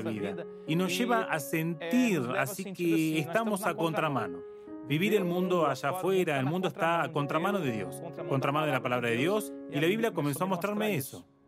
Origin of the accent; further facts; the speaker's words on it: Jacareí, São Paulo, Brazil; yo soy de Yacareí, nací aquí, más allá de que viví en muchas partes de Brasil, pero yo soy yacariense